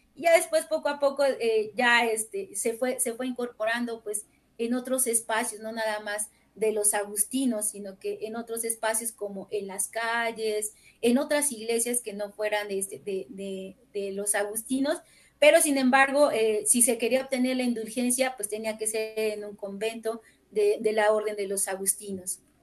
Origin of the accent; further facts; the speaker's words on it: Amozoc, Puebla, Mexico; yo que soy de Amozoc y todavía lo considero un pueblo